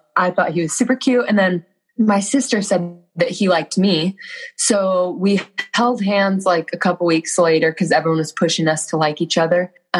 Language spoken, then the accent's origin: English; Gilbert, Arizona, United States; now in Utah, United States; So I grew up in Gilbert, Arizona.